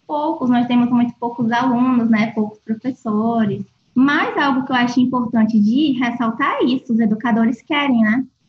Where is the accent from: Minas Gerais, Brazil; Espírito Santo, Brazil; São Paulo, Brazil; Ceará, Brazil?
Ceará, Brazil; Fortaleza; also born or lived in Rio de Janeiro / Niterói; now in Cuiabá, Brazil; Eu sou de Fortaleza, e passei um tempo estudando no Rio